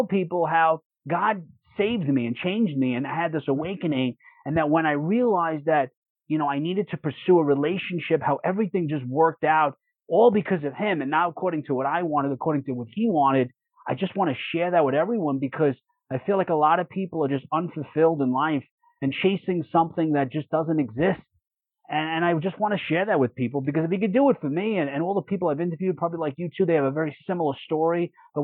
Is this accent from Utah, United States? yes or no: no; New York City, New York, United States; I grew up in Brooklyn, in Bensonhurst, Brooklyn